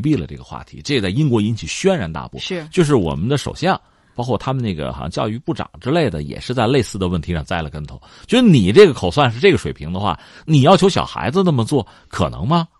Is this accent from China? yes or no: yes; China; 我们中国人确实很多